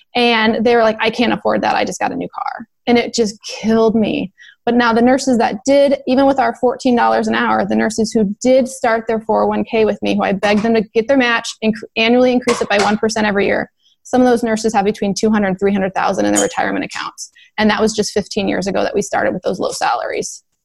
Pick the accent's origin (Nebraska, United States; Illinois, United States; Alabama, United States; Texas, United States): Nebraska, United States; I'm a nurse from Nebraska.